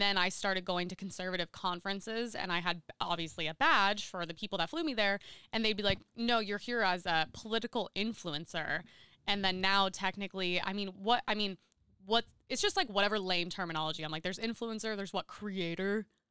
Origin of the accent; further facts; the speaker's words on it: Seal Beach, California, United States; I grew up in Seal Beach